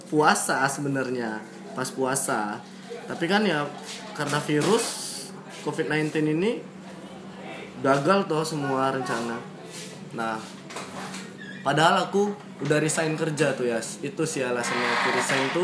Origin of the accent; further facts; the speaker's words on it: Pekanbaru, Riau, Indonesia; Kebetulan Pekanbaru kampungku. Uh, tempat aku lahir besar.